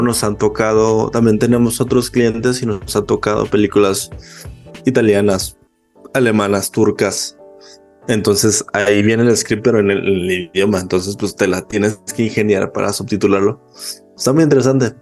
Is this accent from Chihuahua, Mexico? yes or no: yes; Chihuahua, Mexico; yo soy de Chihuahua, México